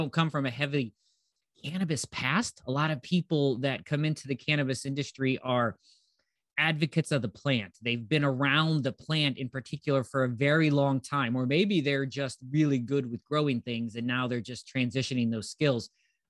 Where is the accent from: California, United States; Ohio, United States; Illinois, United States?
Ohio, United States; I am from Northeast Ohio, lived here most of my life, traveled around a bit.